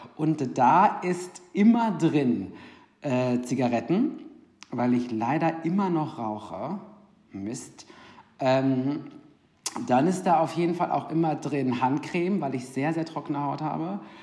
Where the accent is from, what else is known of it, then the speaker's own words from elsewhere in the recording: Ruhr area, North Rhine-Westphalia, Germany; also born or lived in Cologne; ich bin aus dem Ruhrgebiet eigentlich, habe aber in Köln ähm, drei Jahre gewohnt